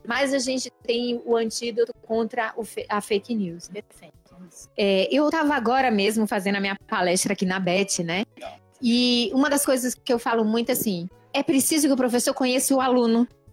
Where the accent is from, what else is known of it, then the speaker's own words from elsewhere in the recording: Bahia, Brazil; eu costumo usar um termo bem baiano, que é de onde eu venho